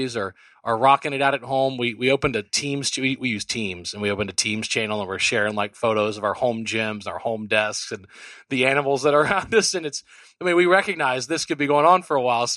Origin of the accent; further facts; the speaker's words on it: South Louisiana, United States; I'm from South Louisiana